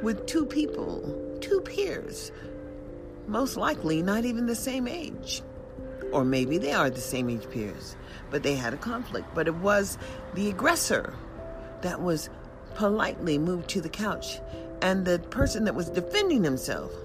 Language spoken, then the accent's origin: English; United States; also born or lived in Las Vegas; as an American citizen